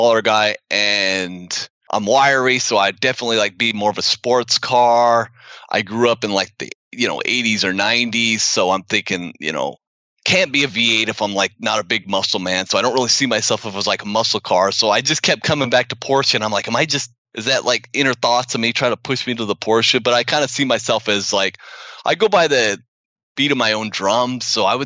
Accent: Utah, United States; moved away; I'm from Utah.

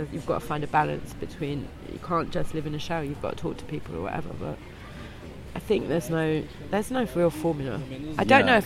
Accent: London, United Kingdom; moved away as an adult; now in Berlin, Germany; growing up in London

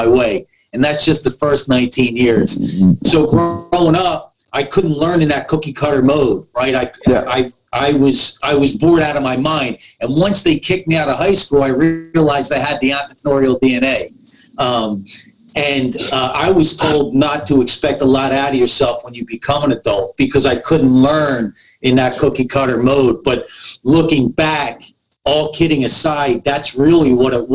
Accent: Philadelphia, Pennsylvania, United States; now in Southern California, United States; My first 18 months of my life, I was in an orphanage in North Philly. I'm from the East Coast

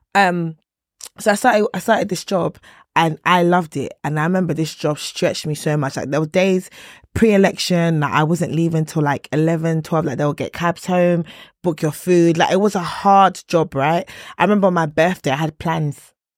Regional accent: Nigeria; I'm Nigerian

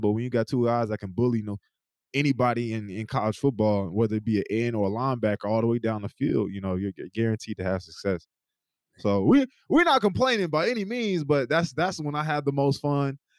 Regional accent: East Coast, United States; moved away as an adult; Me and Trey Sermon, you know, we came we came from the East Coast

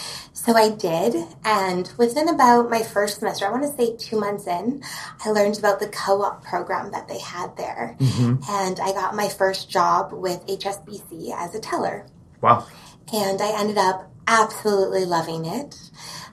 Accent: Edmonton, Alberta, Canada; also born or lived in Calgary / Lethbridge; now in Kelowna, Canada; I was born in Calgary, but I was raised in Edmonton and then Lethbridge for my teenage

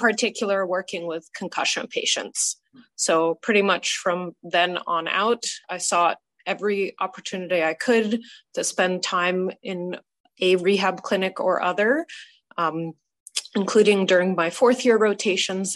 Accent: New York, United States; also born or lived in Boston; I grew up in New York State

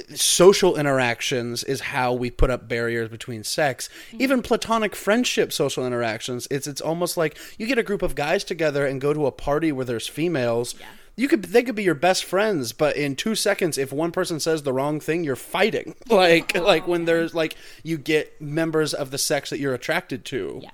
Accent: Missouri, United States; we're from Missouri. So we're really just, you know, uh, Missourians.

